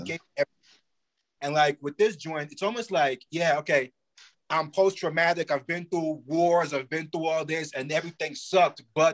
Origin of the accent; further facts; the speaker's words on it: Brownsville, United States; I'm from Brownsville, it sucks, it's horrible, but because of that, this is not gonna break me.